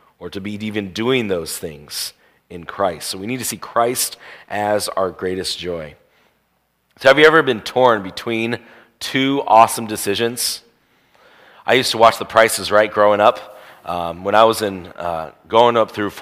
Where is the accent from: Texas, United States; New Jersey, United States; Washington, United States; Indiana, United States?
Indiana, United States; I grew up in Indiana.